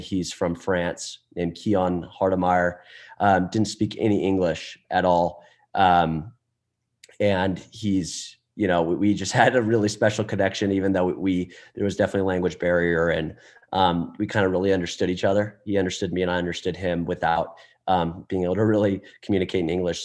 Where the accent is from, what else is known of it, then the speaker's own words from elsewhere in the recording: Atlanta, Georgia, United States; moved away as an adult; also born or lived in Texas; now in Dallas, United States; we're from Atlanta